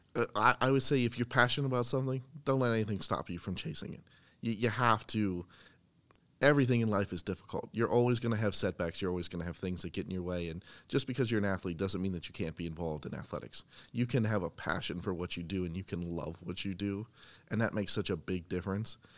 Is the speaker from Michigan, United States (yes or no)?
no; Boiling Springs, Pennsylvania, United States; moved away; I'm from central Pennsylvania. I went to Boiling Springs High School